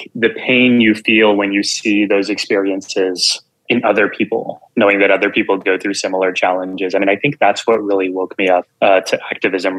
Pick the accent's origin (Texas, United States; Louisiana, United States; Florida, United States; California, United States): Texas, United States; South; I grew up in Texas to a Punjabi Sikh immigrant family. So we were the only kids in all of South Texas who wore turbans